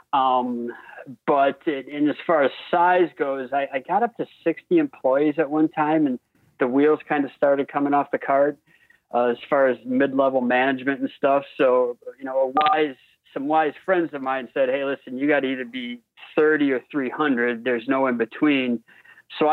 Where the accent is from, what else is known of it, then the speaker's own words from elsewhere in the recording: Wisconsin, United States; I was a basketball player from Wisconsin